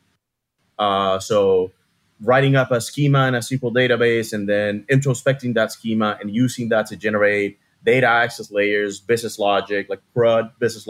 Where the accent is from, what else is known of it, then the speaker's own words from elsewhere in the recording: Havana, Cuba; moved away as an adult; now in Miami, United States; I was born and raised in Cuba, Havana, Cuba. And I moved to Miami when I was about to turn 26.